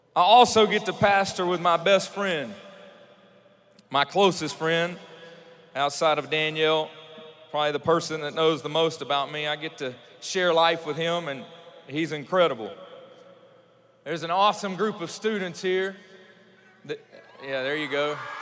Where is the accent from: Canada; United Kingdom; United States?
United States; Louisiana; I'm from Louisiana